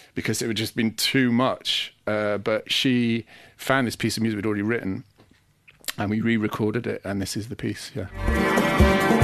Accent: Sheffield, Yorkshire and the Humber, United Kingdom; moved away as an adult; also born or lived in Manchester; I come from Sheffield, so, you know, there was a culture of electronic music from being very young

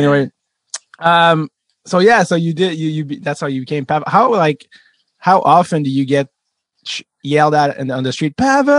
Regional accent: Montreal, Quebec, Canada; as a French Canadian kid growing up in Montreal

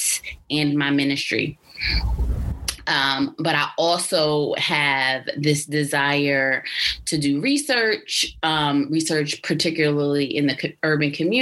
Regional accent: Albany, New York, United States; moved away as an adult; now in Baltimore, United States; I am from Albany, New York

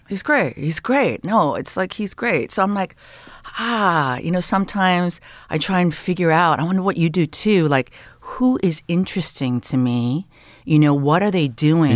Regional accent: Canada; moved away as an adult; also born or lived in Toronto; now in Los Angeles, United States; I am Canadian

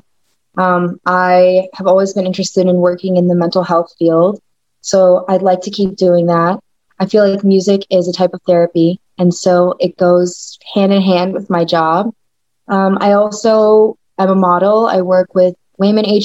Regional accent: Bogotá, Colombia; I myself am Colombian. I was born in Bogota, Colombia.

